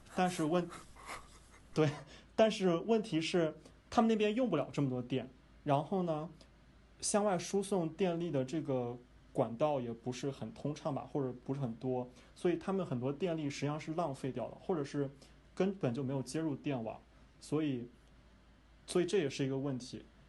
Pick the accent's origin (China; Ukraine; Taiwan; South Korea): China; 我们中国人